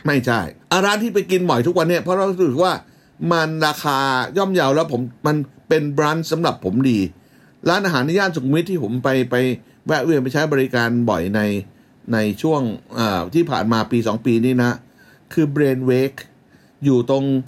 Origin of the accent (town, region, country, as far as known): Bangkok, Thailand; born or raised there